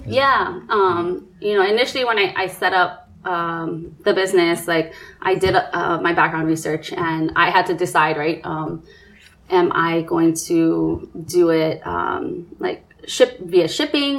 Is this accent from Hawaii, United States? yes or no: yes; Nanakuli, Hawaii, United States; I'm a Nanakulian, or I'm from Nanakuli, proud and proud through and through